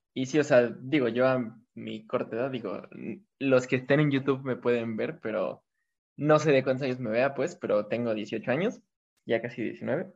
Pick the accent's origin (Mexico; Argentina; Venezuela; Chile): Mexico; Toluca, State of Mexico; yo igual soy de Toluca